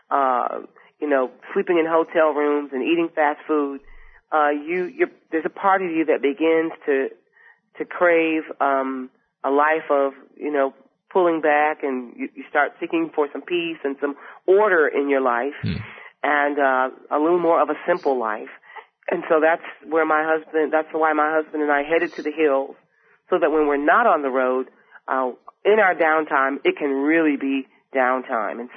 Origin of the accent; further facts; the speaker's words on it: Michigan, United States; moved away; I moved from Michigan in 1980, raised our family here, and we lived for years in Marietta, Georgia.